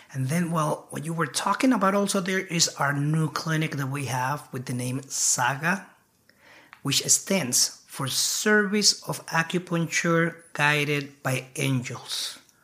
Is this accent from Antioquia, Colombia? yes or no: no; Bogotá, Colombia; now in United States; I'm from Colombia. I was born and uh, brought up in Bogota, Bogota City.